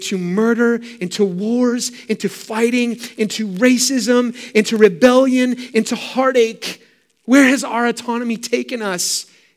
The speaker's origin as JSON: {"language": "English", "area": "San Francisco Bay Area, Sonoma County", "region": "California", "country": "United States", "tie": "born or raised there", "said": "Growing up in the San Francisco Bay Area, as you probably know, I've said it many times, but I lived in Sonoma County wine country"}